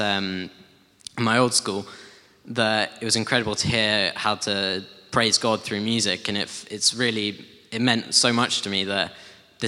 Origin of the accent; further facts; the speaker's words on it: Guildford, South East England, United Kingdom; also born or lived in Hull / United States; And been living in Guildford ever since.